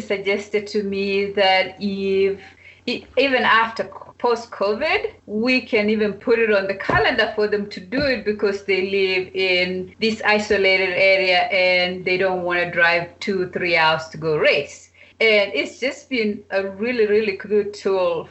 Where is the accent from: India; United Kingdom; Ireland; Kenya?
Kenya; Kapsabet, Nandi County; moved away as an adult; also born or lived in Arkansas, United States / Georgia, United States; growing up in Kapsabet